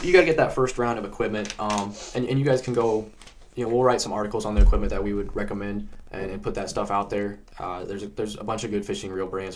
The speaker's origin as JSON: {"language": "English", "region": "Indiana", "country": "United States", "tie": "born or raised there", "said": "I grew up in Indiana"}